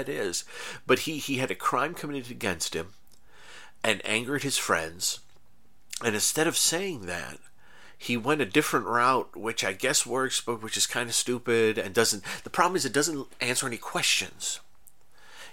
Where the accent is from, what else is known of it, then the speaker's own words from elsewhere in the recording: United States; as a American guy, a white guy